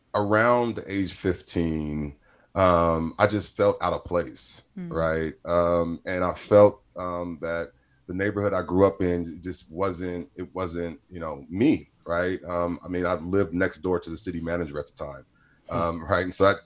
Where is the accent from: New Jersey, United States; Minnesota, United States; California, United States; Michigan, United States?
California, United States; Stockton; but yeah, I grew up in Stockton. I'm the last of eight. So I'm the baby.